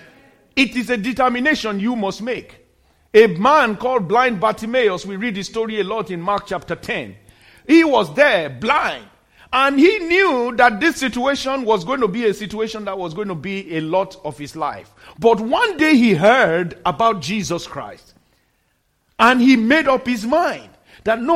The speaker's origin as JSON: {"language": "English", "country": "Nigeria", "tie": "born or raised there", "moved": "yes", "said": "In my home country, in Nigeria"}